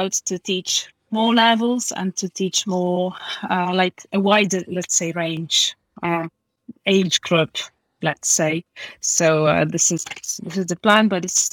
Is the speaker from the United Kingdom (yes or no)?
no; Poland; English is a second language; I'm from Poland, and I'm here all the time. I live in Poland. I've never moved abroad, really.